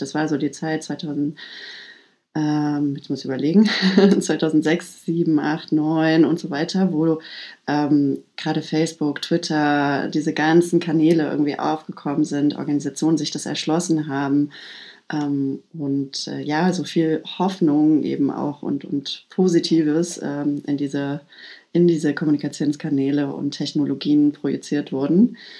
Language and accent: German; Halle, Saxony-Anhalt, Germany; ich komme ähm, aus Ostdeutschland. Ich komme aus Halle, Halle an der Saale. Bin äh, sechs Jahre alt gewesen, als die Mauer gefallen ist